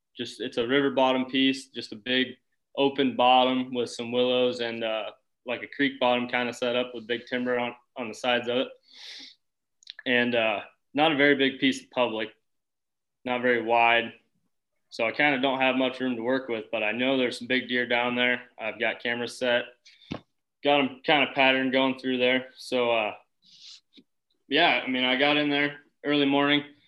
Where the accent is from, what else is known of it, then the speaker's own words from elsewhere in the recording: Boone, Iowa, United States; I'm from Boone, Iowa